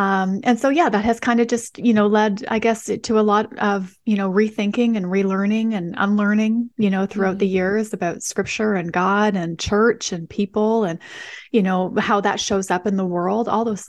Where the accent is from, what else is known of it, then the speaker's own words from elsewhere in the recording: Western Canada, Canada; so I'm from Western Canada. And so I grew up in kind of more of a post-Christian environment in a lot of ways.